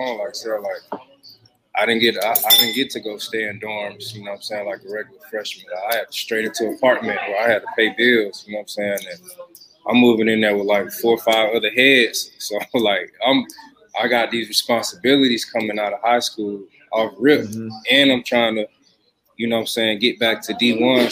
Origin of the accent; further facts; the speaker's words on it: Atlanta, Georgia, United States; also born or lived in Warner Robins, Georgia / Macon, Georgia; I grew up in Atlanta, Georgia